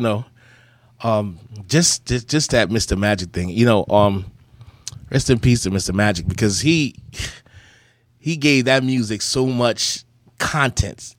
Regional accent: Charlotte Amalie, U.S. Virgin Islands; accent: Virgin Islands patois; moved away; I was born in the Virgin Islands, Saint Thomas, and in the Virgin Islands, um, we talk like this

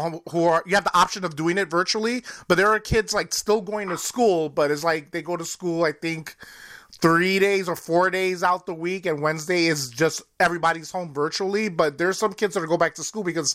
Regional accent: New York, United States; moved away; I'm originally from New York

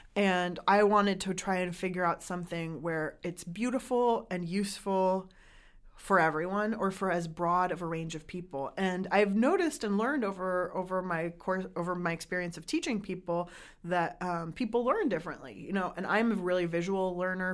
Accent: San Diego, California, United States; I grew up in San Diego where there isn't a huge restaurant culture

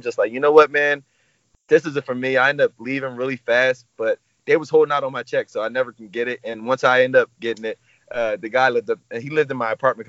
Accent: New Jersey, United States; I'm 28 years old, and I'm from New Jersey, South Jersey.

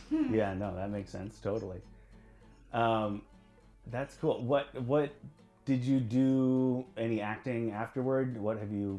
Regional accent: Nebraska, United States; I'm from Nebraska

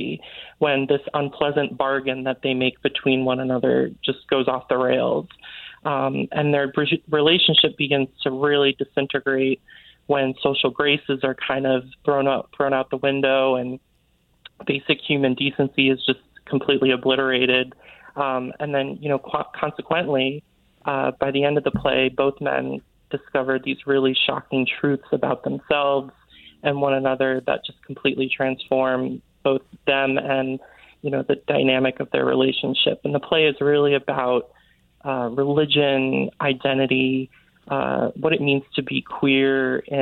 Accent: Kent, Connecticut, United States; I grew up in Kent, Connecticut, which is like the northwest corner of the state

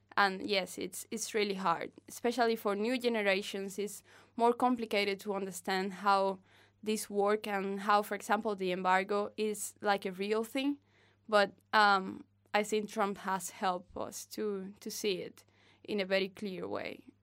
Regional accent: Havana, Cuba; English is a second language; I'm from Havana. I have lived in three neighborhoods of Havana.

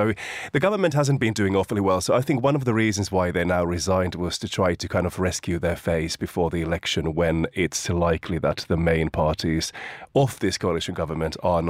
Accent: Finland; born or raised there; moved away

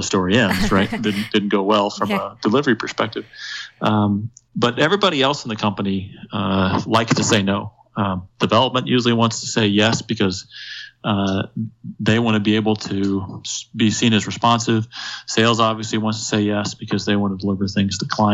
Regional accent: Indiana, United States; moved away; back in my home state of Indiana

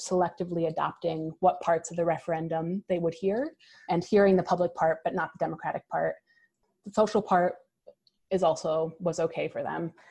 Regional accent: Canandaigua, New York, United States; but for us in Rochester as well. I grew up in Canandaigua.

